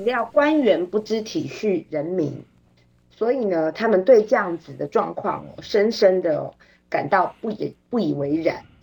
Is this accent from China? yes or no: no; Taiwan; 我们台湾人民